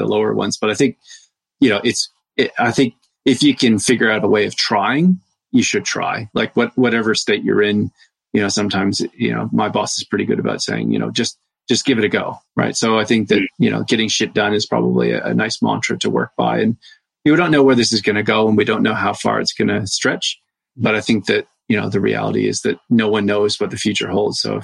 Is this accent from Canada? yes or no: yes; Canada; as a fellow Canadian